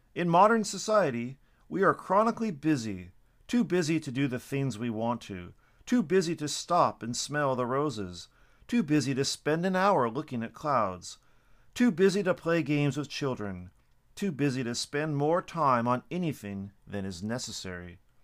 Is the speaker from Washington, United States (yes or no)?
yes; Washington, United States; now in Japan; my home state of Washington